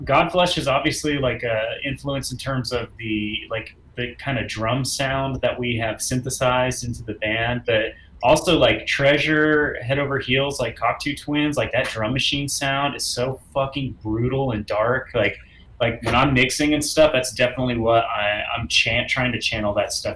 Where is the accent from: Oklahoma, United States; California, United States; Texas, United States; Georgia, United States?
Oklahoma, United States; we grew up in Oklahoma in the 90s